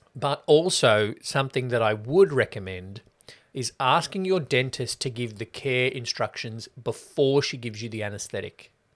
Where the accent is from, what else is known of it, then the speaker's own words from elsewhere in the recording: the West, Victoria, Australia; I'm from the West